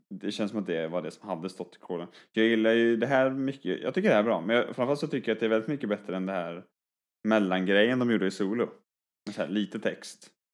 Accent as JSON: {"language": "Swedish", "town": "Skövde", "region": "Västra Götaland", "country": "Sweden", "said": "jag är från Skövde"}